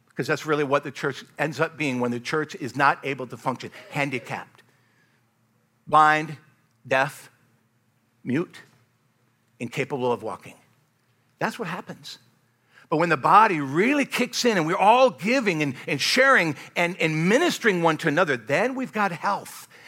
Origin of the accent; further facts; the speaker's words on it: United States; I love being an American